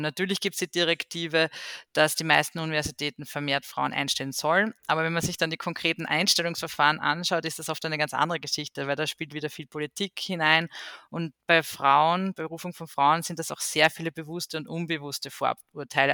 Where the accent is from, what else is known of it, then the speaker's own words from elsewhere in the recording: Austria; bei uns in Österreich